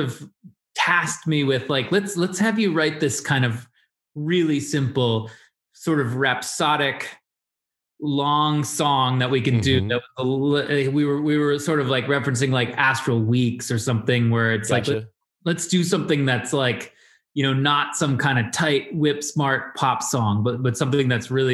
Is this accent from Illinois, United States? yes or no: yes; Chicago, Illinois, United States; I grew up near LaGrange, not in LaGrange, but that was like where my grandma lived